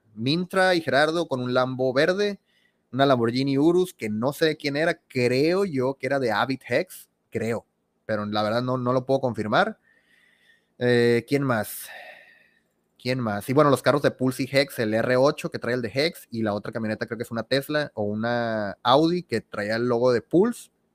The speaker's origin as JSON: {"language": "Spanish", "region": "Sinaloa", "country": "Mexico", "said": "yo soy de Sinaloa"}